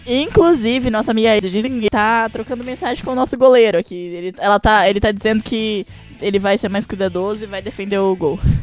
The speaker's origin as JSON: {"language": "Portuguese", "country": "Brazil", "said": "eu sou brasileira"}